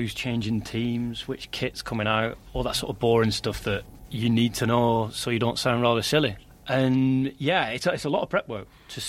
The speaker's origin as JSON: {"language": "English", "town": "Accrington", "region": "North West England", "country": "United Kingdom", "also_born_or_lived": "Canary Islands", "moved": "yes", "lives_now": "Mallorca, Spain", "said": "from Accrington originally"}